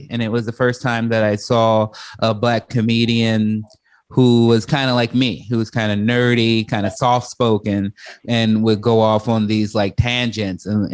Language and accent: English; Chicago, Illinois, United States; growing up in Chicago, you see people like Bernie Mac very early